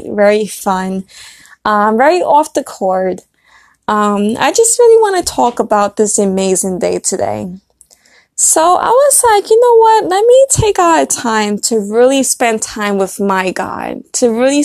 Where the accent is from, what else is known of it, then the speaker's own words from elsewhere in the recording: Brooklyn, New York, United States; moved away; I was born in Brooklyn, so, you know, I had to go back to my roots